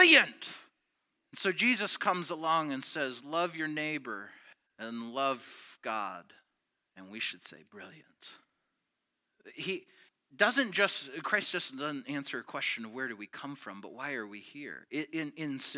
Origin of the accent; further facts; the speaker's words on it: United States; I was born in the United States